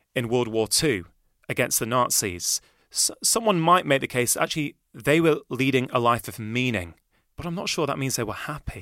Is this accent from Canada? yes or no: no; Manchester, North West England, United Kingdom; I grew up in Manchester.